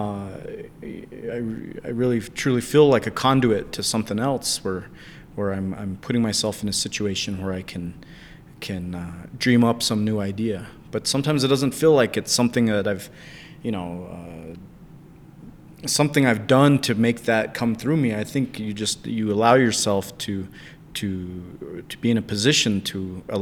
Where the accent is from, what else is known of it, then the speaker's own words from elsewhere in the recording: United States; moved away; also born or lived in Chinle, Arizona / Albuquerque, New Mexico; I grew up in Chinle, Arizona, and later on the family moved to Albuquerque